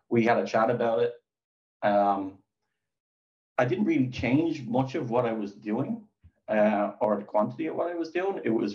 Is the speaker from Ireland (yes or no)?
yes; Dublin, Leinster, Ireland; I'm from Dublin, Ireland.